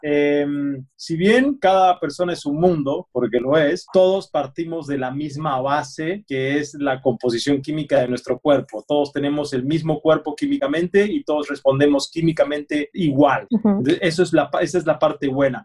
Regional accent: Argentina; yo me crié en Argentina

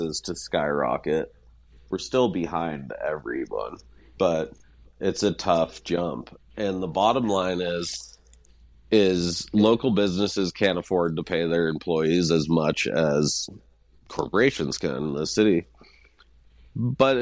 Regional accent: Hailey, Idaho, United States; now in Ketchum, United States; growing up in Haley, I would never say I was a poor kid

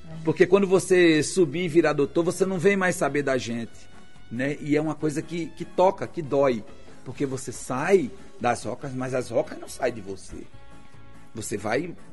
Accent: Natal, Rio Grande do Norte, Brazil; Eu nasci em Xari em outubro de 1964, na rua Fontes Galvão.

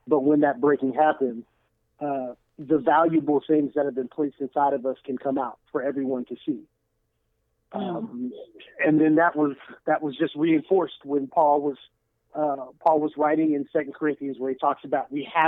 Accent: Kansas, United States; moved away as an adult; now in St. Louis, United States; I'm originally from Kansas. My church relocated here in 2005.

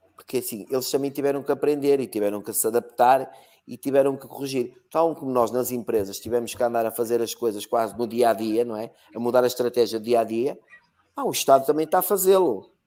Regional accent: Algarve, Portugal; also born or lived in Porto; now in Braga, Portugal; nasci no Algarve, que ah, ah, se aprende logo inglês

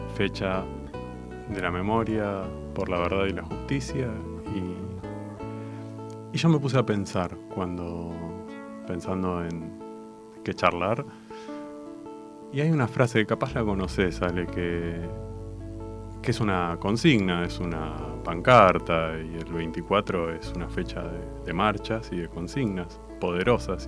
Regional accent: Argentina; en nuestra patria

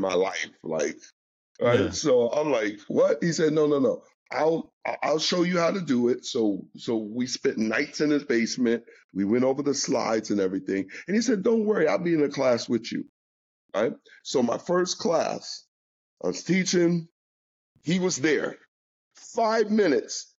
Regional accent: New York, United States; I'm from New York.

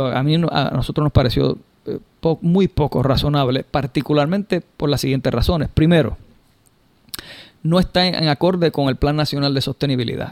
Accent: Puerto Rico; en Puerto Rico tenemos esa ventaja de forma natural

